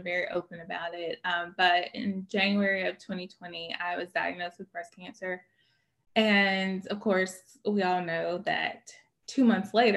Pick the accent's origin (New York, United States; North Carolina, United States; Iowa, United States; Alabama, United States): Alabama, United States; Birmingham; moved away as an adult; also born or lived in Louisville, Kentucky; I am from Birmingham originally, but then I lived in a bunch of other places